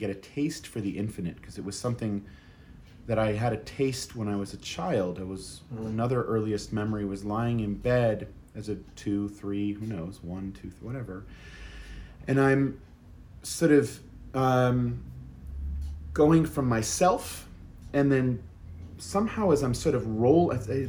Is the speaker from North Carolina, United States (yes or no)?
no; Boston, Massachusetts, United States; I grew up in Boston